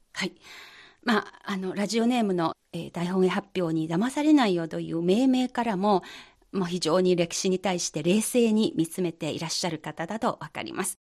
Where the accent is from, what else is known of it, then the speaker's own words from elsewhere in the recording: China; 私たち中国人